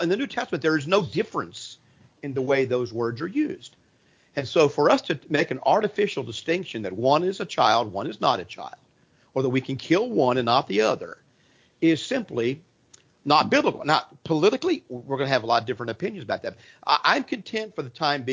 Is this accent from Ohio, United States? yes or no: yes; Ohio, United States; I grew up in Ohio